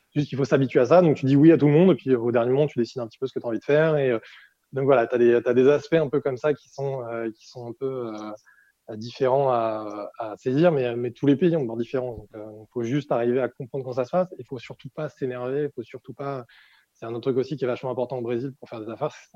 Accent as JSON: {"language": "French", "country": "France", "also_born_or_lived": "Brazil", "moved": "as an adult", "said": "en tant que Français"}